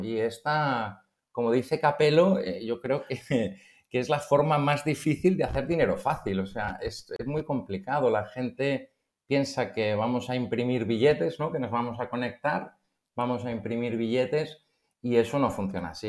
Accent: Barcelona, Catalonia, Spain; soy de Barcelona

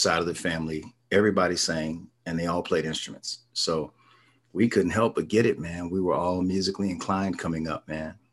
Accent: Tulsa, Oklahoma, United States; growing up here, I love it. I love my hometown

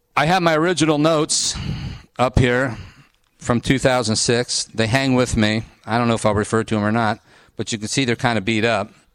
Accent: Ohio, United States; I went to Ohio State. I grew up in Ohio. I'm in Ohio. I'm Midwest

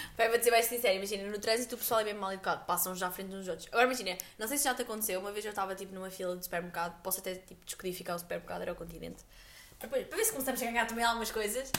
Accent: Aveiro, Centro, Portugal; nós cá em Aveiro, pronto, somos de Aveiro

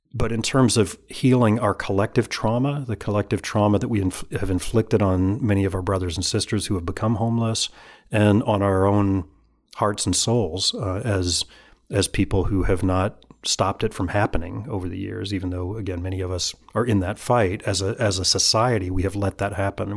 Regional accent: Alabama, United States; moved away; I'm from Alabama originally

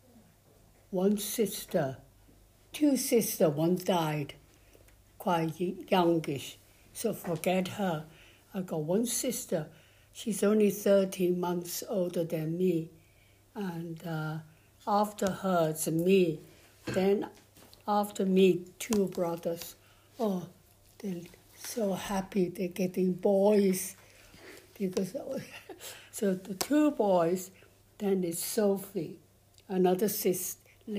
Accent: Shanghai, China; English is a second language; moved away as an adult; now in Crosby, United Kingdom; I was in Shanghai. I was born in Shanghai.

